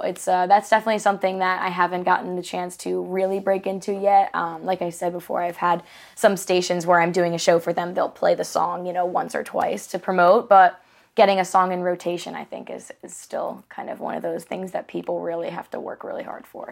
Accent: Charleston, South Carolina, United States; moved away as an adult; now in Nashville, United States; I grew up in Charleston. Uh, been there for all of the rest of my years

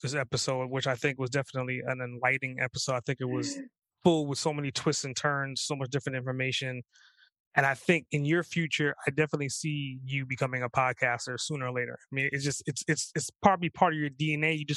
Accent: New York, United States; also born or lived in Trinidad; I grew up in New York

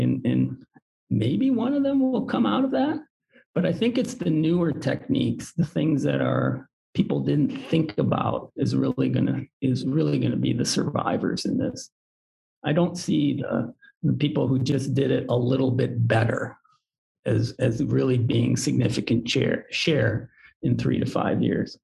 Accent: Detroit, Michigan, United States; I was born in Detroit, so there's there's auto industry in my blood

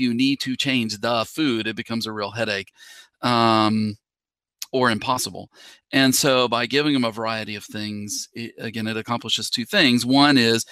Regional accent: West Virginia, United States; moved away as an adult; also born or lived in Minnesota / Tennessee; now in Georgia, United States; I am originally from West Virginia

